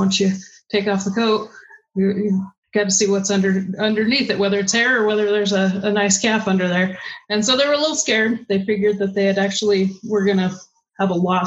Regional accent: Stevensville, Montana, United States; I grew up in Stevensville, Montana, which is in the Bitter Root Valley.

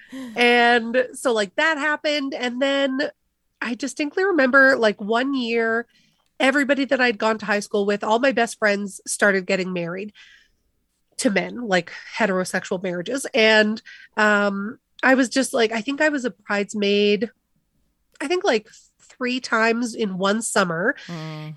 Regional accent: Calgary, Alberta, Canada; Calgary thinks, you know, where I'm from

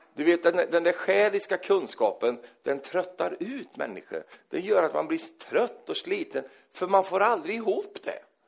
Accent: Sweden

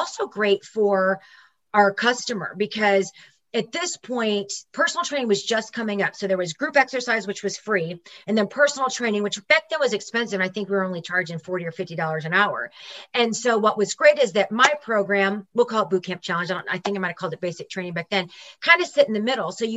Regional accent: St. Louis, Missouri, United States; born or raised there

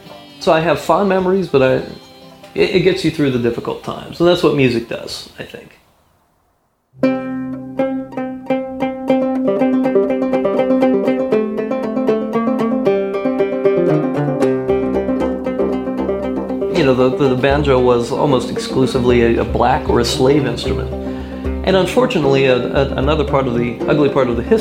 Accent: Maryland, United States; we're from Maryland

